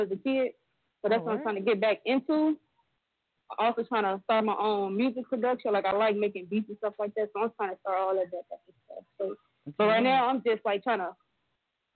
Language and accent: English; Chicago, Illinois, United States; I'm from Chicago, 19 years old